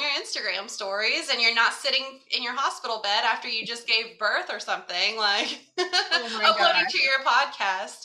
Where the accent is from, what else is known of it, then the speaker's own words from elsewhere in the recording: Kentucky, United States; moved away as an adult; also born or lived in Florida; We're from Kentucky. We were moving to Florida